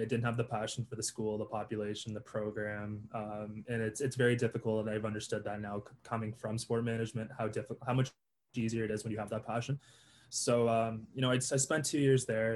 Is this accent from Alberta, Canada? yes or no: no; Toronto, Ontario, Canada; I'm from Toronto, Ontario, the six